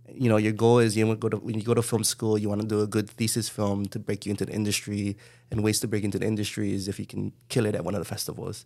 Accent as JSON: {"language": "English", "town": "Honolulu", "region": "Hawaii", "country": "United States", "tie": "born or raised there", "also_born_or_lived": "Los Angeles", "said": "I grew up in Kalihi"}